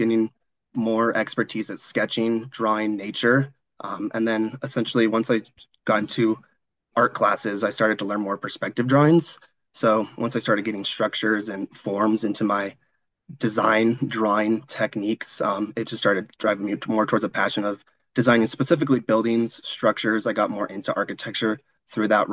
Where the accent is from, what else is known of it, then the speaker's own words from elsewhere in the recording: Missoula, Montana, United States; moved away as an adult; now in Denver, United States; I am from Missoula, Montana